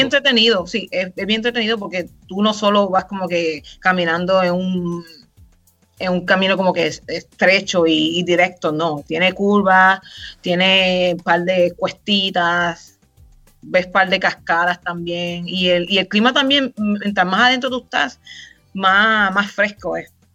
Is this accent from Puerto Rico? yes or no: yes; Río Grande, Puerto Rico; moved away as an adult; Puertorriqueña, nacida y criada en Puerto Rico, Duro